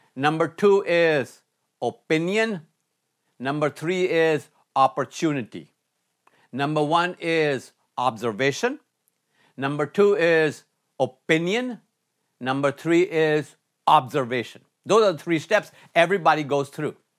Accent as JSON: {"language": "English", "country": "India", "tie": "born or raised there", "also_born_or_lived": "Michigan, United States", "moved": "as an adult", "said": "growing up in India"}